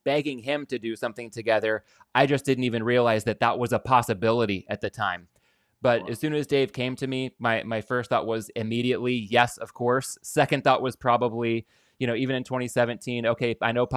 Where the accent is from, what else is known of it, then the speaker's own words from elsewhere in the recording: Southern California, United States; I'm born and raised in Southern California